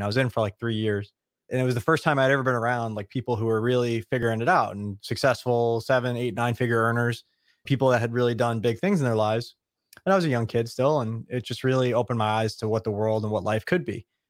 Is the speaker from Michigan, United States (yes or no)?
no; New York, United States; We're both from Long Island.